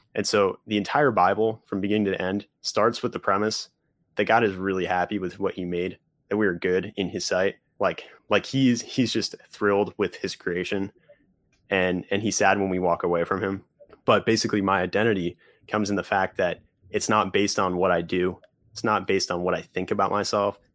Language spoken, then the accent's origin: English; northwest New Jersey, United States; I grew up in New Jersey, about an hour from New York City, two hours from Philly, so kind of in the, uh, the northwest corner of New Jersey